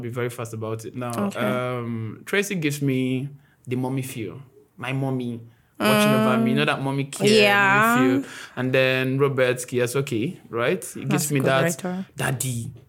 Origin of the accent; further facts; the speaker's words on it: Nigeria; I'm from Igbo.